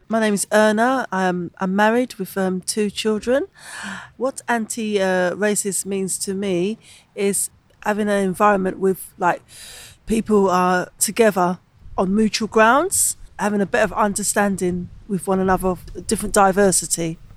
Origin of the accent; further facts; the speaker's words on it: St. Lucia; moved away; I come from St. Lucia and I have been in this country for 55 years